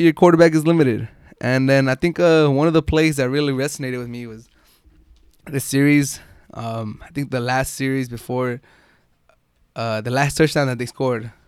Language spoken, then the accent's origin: English; San Diego, California, United States; I grew up in San Diego